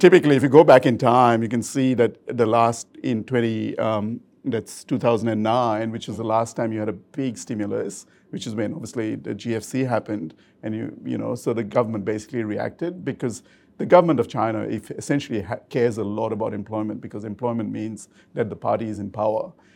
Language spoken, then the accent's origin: English; Australia; an Aussie investor